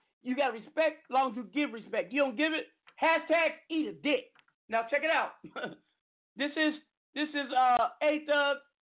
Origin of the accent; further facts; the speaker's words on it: Seattle, Washington, United States; moved away; also born or lived in Los Angeles / Arizona / Las Vegas; I will be in my hometown, Seattle, the 206 Mayan.